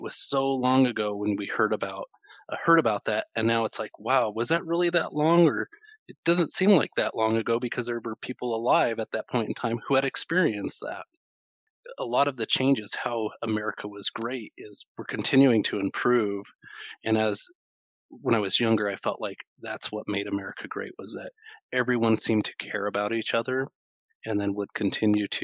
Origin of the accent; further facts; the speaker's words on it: Pueblo, Colorado, United States; I grew up in Pueblo, Colorado